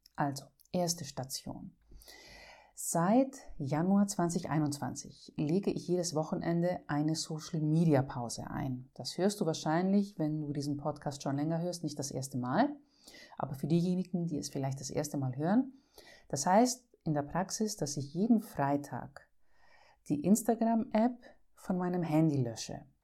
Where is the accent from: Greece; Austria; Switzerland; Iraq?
Greece; als Griechin